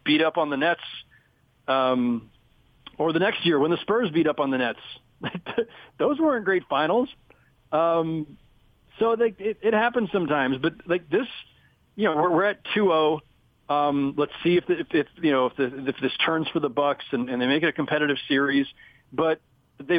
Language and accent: English; Bay Area, California, United States; also born or lived in Los Angeles; now in New York, United States; I grew up in the Bay Area.